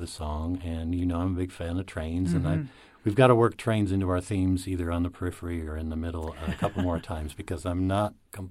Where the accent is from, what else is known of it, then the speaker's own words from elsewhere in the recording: Lisle, Illinois, United States; moved away; when I moved away from Lisle in northern Illinois, which is near Chicago